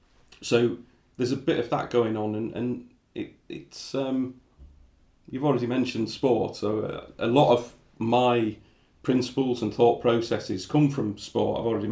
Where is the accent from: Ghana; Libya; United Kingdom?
United Kingdom; Kettering, East Midlands; born there; I was born in Kettering. My mum's Irish, my dad's Indian, and you know, having those two quite ethnically diverse backgrounds in life, both language, race, culture, even foods.